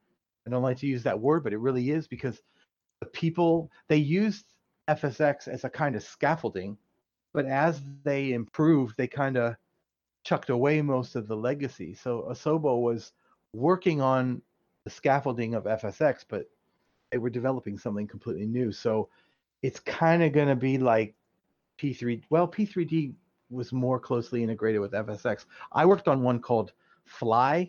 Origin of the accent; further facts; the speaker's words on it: near Cleveland, Ohio, United States; now in South Florida, United States; It's near Cleveland. It's about 30 miles south of Cleveland